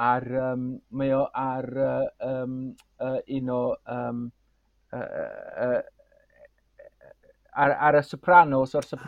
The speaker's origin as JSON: {"language": "Welsh", "area": "Anglesey", "region": "Wales", "country": "United Kingdom", "first_language": "Welsh", "said": "dwi o Sir Fôn, reit?"}